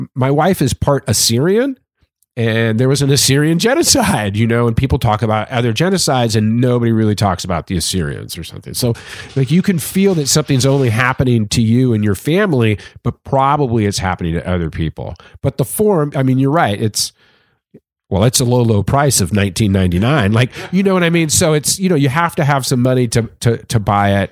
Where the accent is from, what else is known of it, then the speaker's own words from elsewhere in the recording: California, United States; I'm from California